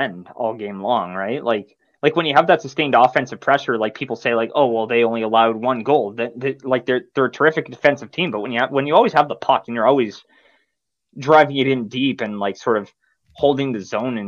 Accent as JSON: {"language": "English", "town": "Moncton", "region": "New Brunswick", "country": "Canada", "tie": "born or raised there", "moved": "yes", "lives_now": "Halifax, Canada", "said": "I grew up in Moncton"}